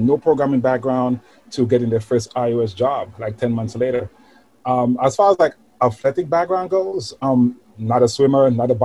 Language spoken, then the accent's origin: English; St. Lucia; now in New York City, United States; I'm from St. Lucia, actually. Caribbean island, very small island.